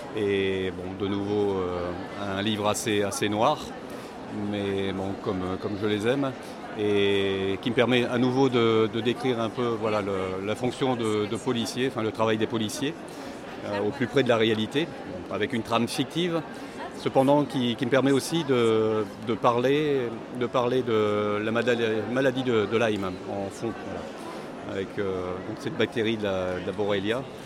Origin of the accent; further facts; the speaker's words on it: Pas-de-Calais, Hauts-de-France, France; moved away; Pas-de-Calais d'où je viens.